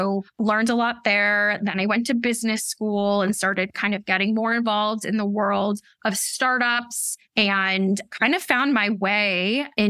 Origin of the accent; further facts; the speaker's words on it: outside of Boston, Massachusetts, United States; moved away as an adult; also born or lived in Washington, D.C.; now in Brooklyn, New York, United States; I grew up outside of Boston